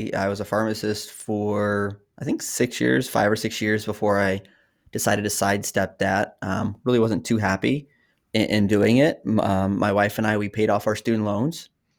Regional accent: Oklahoma, United States; also born or lived in Texas / Massachusetts / New Hampshire; I'm a military brat. So I'm from Oklahoma, but I've lived in Oklahoma. I've lived in Texas. We didn't move around as much as other people, but Massachusetts.

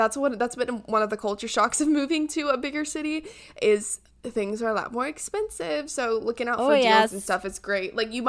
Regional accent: Yorkshire and the Humber, United Kingdom; like, yeah, you know, I'm from Yorkshire.

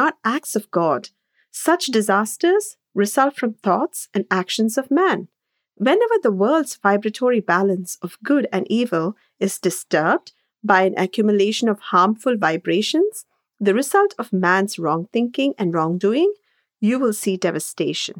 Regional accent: India; moved away as an adult; now in New York City, United States; growing up in India and moving abroad in our 20s

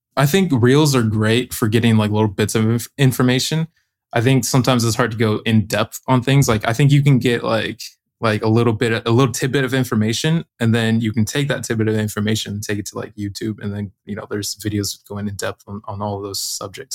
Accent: Arizona, United States; moved away as an adult; now in Maui, United States; I'm living in Maui, Hawaii right now. I'm from Arizona, but yeah, living out here on the island.

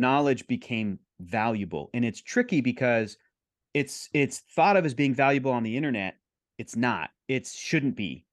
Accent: San Diego, California, United States; I grew up in San Diego. I grew up in California

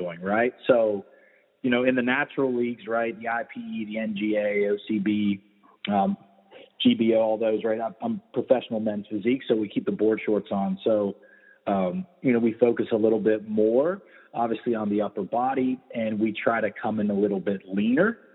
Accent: Weirton, West Virginia, United States; also born or lived in Vero Beach, Florida; now in Tampa, United States; I'm from Weirton, West Virginia.

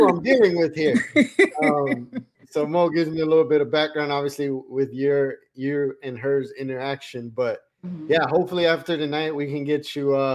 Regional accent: Colombia; moved away; I'm from South America, I'm from Colombia

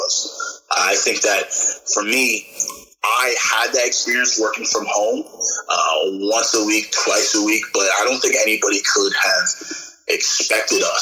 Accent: upstate New York, United States; moved away as an adult; also born or lived in Indiana / Texas; I was born on the East Coast and raised in upstate New York

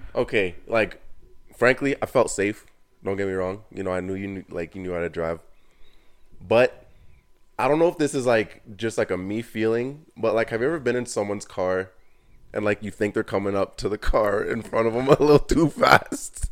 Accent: Canada; I'm Canadian.

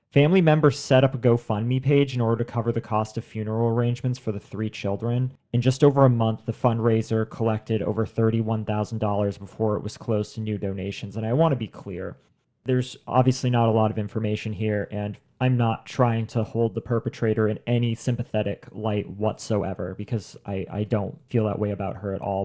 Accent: Maine, United States; we're only from Maine.

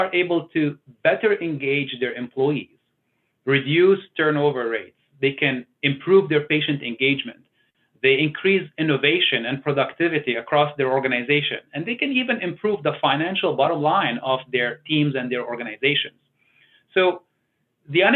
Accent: Beirut, Beirut Governorate, Lebanon; moved away; I was born in Beirut, Lebanon, which is a small country in the Middle East

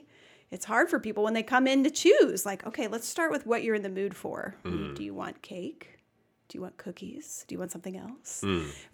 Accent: St. Louis, Missouri, United States; We're originally from St. Louis. That's where we met and grew up. And then we came here because he got his first head chef position.

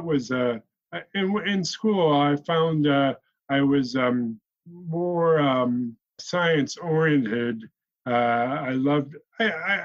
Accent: Flint, Michigan, United States; also born or lived in Grand Blanc, Michigan; I was raised in Flint, Michigan, and I went to school in Grand Blanc, Michigan.

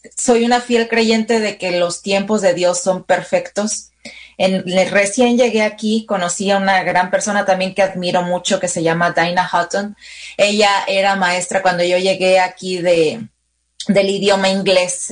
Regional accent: Mexico; also born or lived in San Francisco; now in Sonoma County, United States; venimos de México

